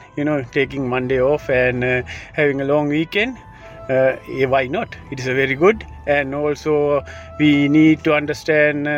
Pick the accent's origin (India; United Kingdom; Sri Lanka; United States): Sri Lanka; Kurunegala, North Western Province; moved away as an adult; also born or lived in Peradeniya, Sri Lanka; now in Dunedin, New Zealand; I was born in Kurunagala in Sri Lanka. Then I studied in Malideva College, and then I studied engineering in University of Peradeniya.